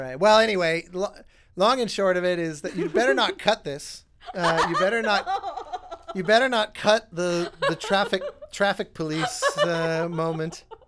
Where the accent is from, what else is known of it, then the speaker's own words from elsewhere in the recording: Denver, Colorado, United States; I grew up in Denver